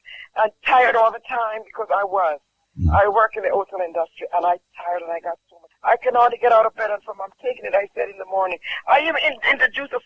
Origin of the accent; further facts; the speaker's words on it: Jamaica; from Jamaica